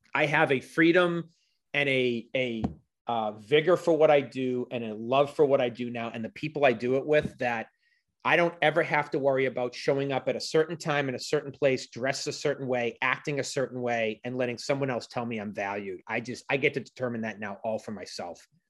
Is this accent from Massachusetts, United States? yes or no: yes; Boston, Massachusetts, United States; I was from Boston.